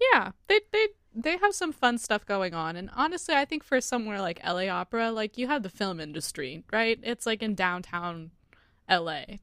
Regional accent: United States; as American audiences

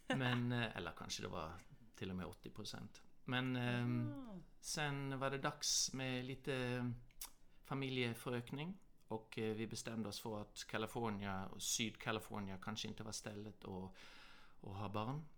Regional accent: Norway; born or raised there; moved away; also born or lived in Australia / Southern California, United States

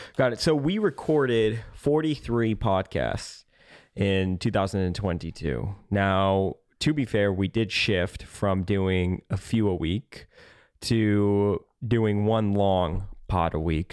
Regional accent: Midwest, United States; I'm from the Midwest, right? I'm from a town that is basically just cornfields, rural area.

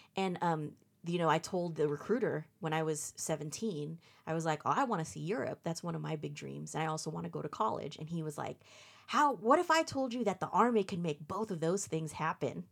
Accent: Fremont, California, United States; also born or lived in Redwood City; I was born and raised here. Um, pretty much grew up in the Bay Area all my life

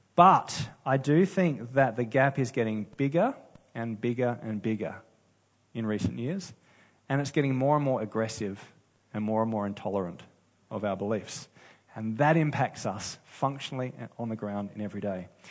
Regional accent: Australia; I love being an Aussie.

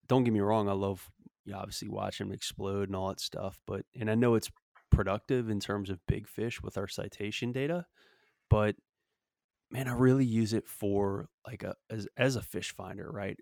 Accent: Louisiana, United States; now in Texas, United States; growing up in Louisiana

